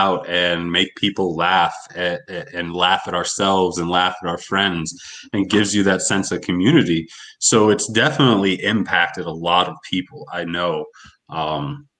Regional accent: Erie, Pennsylvania, United States; my hometown in Erie

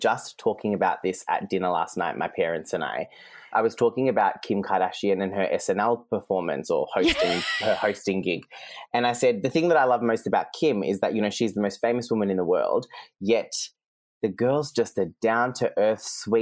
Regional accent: Geelong, Victoria, Australia; first language Serbian; English is a second language; moved away as an adult; also born or lived in London / Sydney; a little ethnic kid from G-Town who went to a public school, you know, the son of two migrant parents

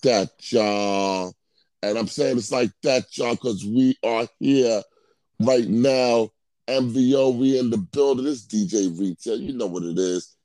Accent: New York, United States; we we from New York.

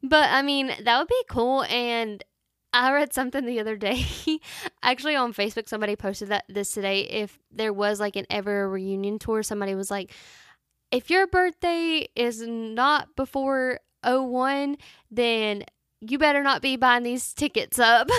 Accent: United States; Carowinds is a theme park in my hometown

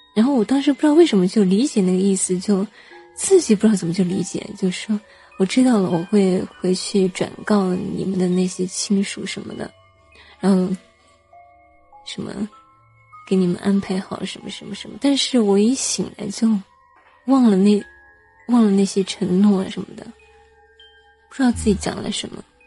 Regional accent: Hunan, China; 我们， 湖南这边

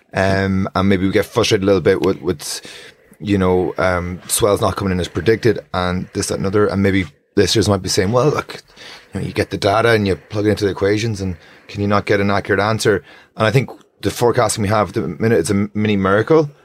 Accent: Strandhill, Connacht, Ireland; I grew up in Strandhill

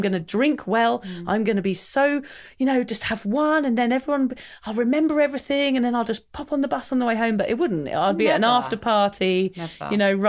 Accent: England, United Kingdom; I'm English

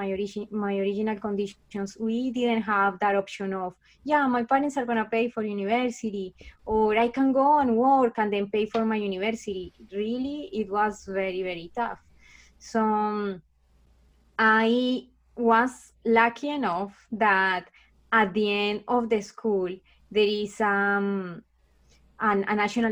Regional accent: Colombia; English is a second language; moved away as an adult; now in Canada; I am actually from Colombia. So I'm from South America. And I was born in a kind of like a, you know, it's a very affected country.

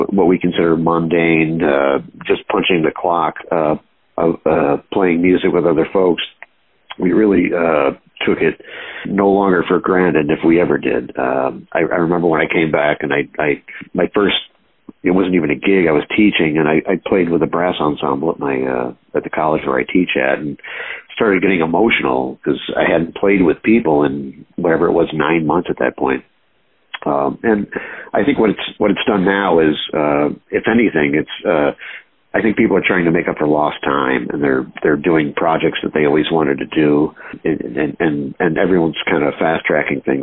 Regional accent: Binghamton, New York, United States; now in New York City, United States; I was born in Binghamton, New York, which kind of a middle of nowhere place

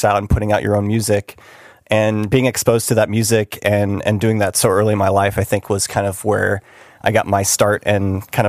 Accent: San Francisco, California, United States; also born or lived in Monterey, California; I'm originally from San Francisco, so I lived there most of my life, representing the Bay Area, NorCal. I studied music out in Monterey, California, at a college out there.

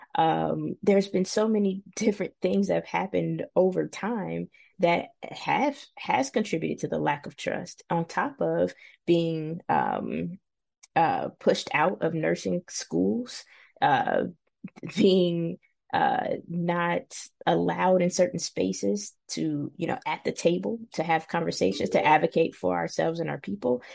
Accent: Cincinnati, Ohio, United States; moved away as an adult; born and raised in Cincinnati

